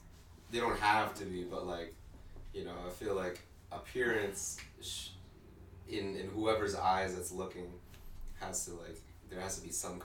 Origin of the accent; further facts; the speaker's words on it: Winnipeg, Manitoba, Canada; also born or lived in Philippines; I was quite pretty much raised in Winnipeg as well. Born in the Philippines, though.